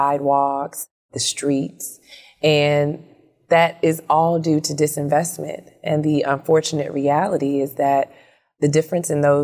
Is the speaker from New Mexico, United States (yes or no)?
no; Chicago, Illinois, United States; We grew up in Inglewood